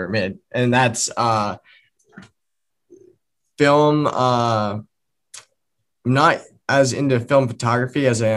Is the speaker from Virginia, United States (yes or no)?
no; Vermont, United States; I grew up in Vermont